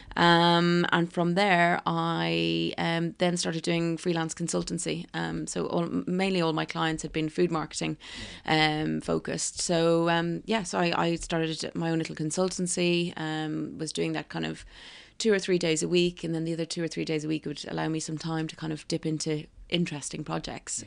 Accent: County Kildare, Ireland; moved away as an adult; also born or lived in Dublin / New York, United States; now in London, United Kingdom; I'm from Dublin, um, well, actually Kildare

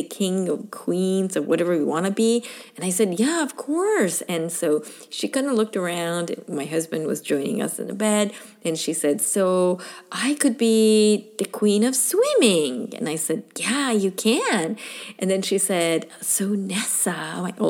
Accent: Iran; also born or lived in Michigan / Arizona / California; now in Hawaii, United States; I'm originally from Iran

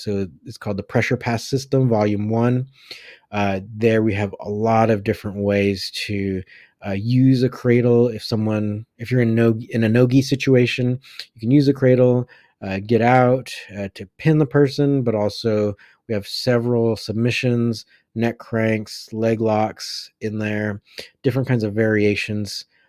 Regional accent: United States; I was born in the United States

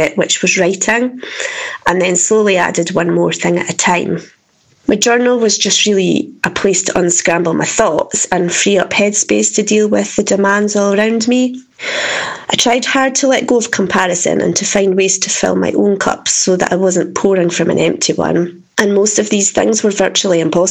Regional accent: Dundee, Scotland, United Kingdom; I'm from Dundee in Scotland

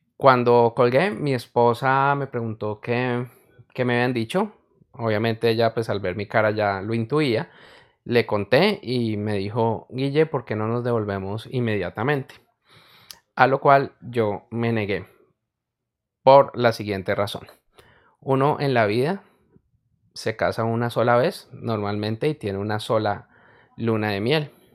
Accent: Colombia; En mi país, Colombia, no neva

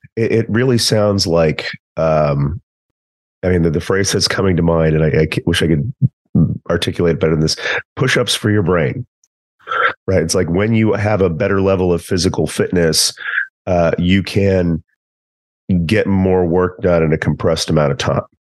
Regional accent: East Texas, United States; I'm also from East Texas

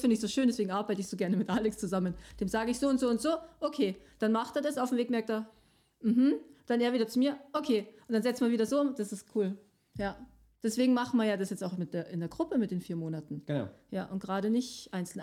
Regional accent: Switzerland; bei uns in der Schweiz

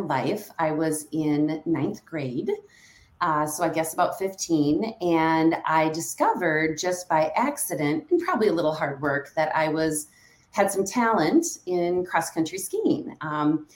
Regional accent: Stillwater, Minnesota, United States; moved away as an adult; now in Hudson, United States; I grew up in Stillwater, Minnesota

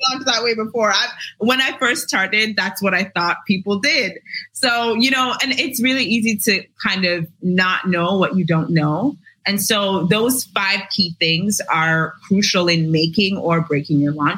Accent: Jamaica; I am Jamaican born, raised in Jamaica. I currently work in Jamaica

